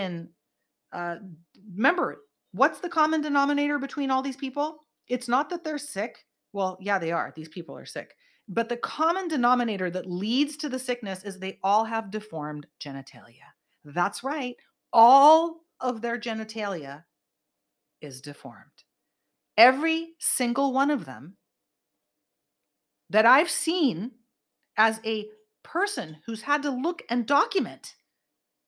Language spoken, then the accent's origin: English; Bay Area, California, United States; I grew up in the Bay Area.